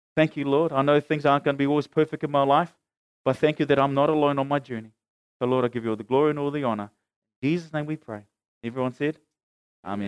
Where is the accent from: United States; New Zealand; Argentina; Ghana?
New Zealand; Auckland; I lived as a teenager growing up in Mangere, hanging out with my mates